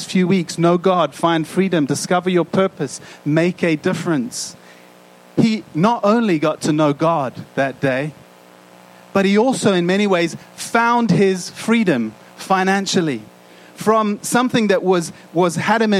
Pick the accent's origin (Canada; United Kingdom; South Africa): South Africa; moved away; growing up in South Africa